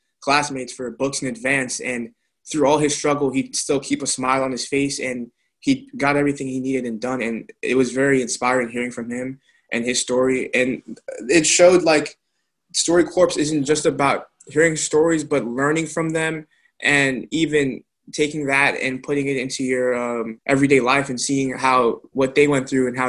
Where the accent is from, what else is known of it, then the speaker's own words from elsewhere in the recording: Greencastle, Pennsylvania, United States; class of 22. I'm from Greencastle, Pennsylvania.